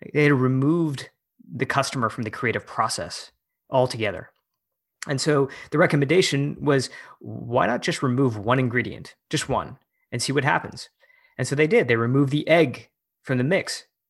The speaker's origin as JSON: {"language": "English", "region": "Michigan", "country": "United States", "tie": "born or raised there", "also_born_or_lived": "San Francisco", "moved": "as an adult", "said": "I moved back to my hometown in Michigan to run for office"}